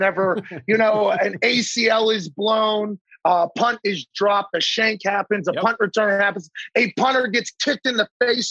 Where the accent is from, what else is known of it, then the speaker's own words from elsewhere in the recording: Pittsburgh, Pennsylvania, United States; growing up in Pittsburgh.